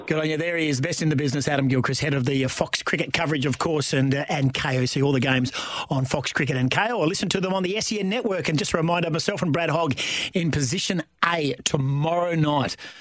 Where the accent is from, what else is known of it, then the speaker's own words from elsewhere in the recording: Australia; I'm Australian.